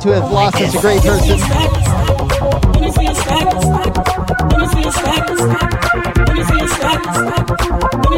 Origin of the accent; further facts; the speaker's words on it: Tampa, Florida, United States; We grew up together in Tampa in the dance music underground